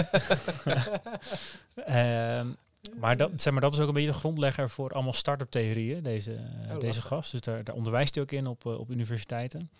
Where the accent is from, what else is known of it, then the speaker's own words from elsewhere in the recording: Netherlands; Maar het, past ook wel bij ons als Nederlanders om het eh, geleidelijk